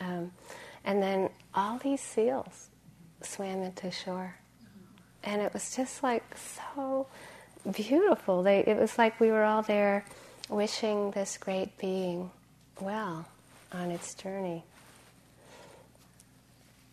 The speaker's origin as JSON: {"language": "English", "region": "Massachusetts", "country": "United States", "tie": "born or raised there", "said": "And I grew up in Massachusetts"}